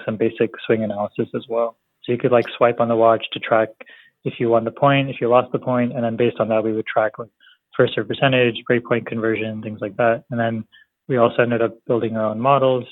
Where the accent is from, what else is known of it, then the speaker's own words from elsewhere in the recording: Bay Area, California, United States; I was born and raised here in California in the Bay Area, and my parents are from India